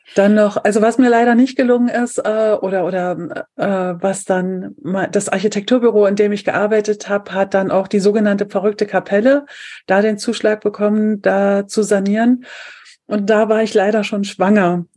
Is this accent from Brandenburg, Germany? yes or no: yes; Brandenburg an der Havel, Brandenburg, Germany; ich komme aus Brandenburg, aus der Stadt Brandenburg